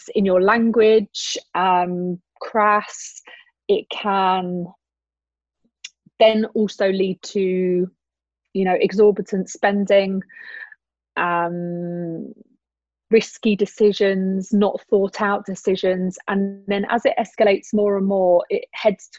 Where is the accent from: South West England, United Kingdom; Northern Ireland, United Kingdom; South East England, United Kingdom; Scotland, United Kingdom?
South East England, United Kingdom; Brighton; moved away as an adult; also born or lived in Switzerland; now in Dubai, United Arab Emirates; I'm originally from Brighton and I spent 4 years living in Switzerland prior to living in Dubai